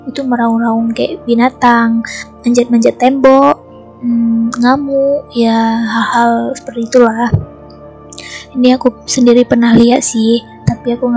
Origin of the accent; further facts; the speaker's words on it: Aceh, Indonesia; aku bakal ceritain tentang sosok gaib yang sangat masyur di daerahku, yaitu Aceh.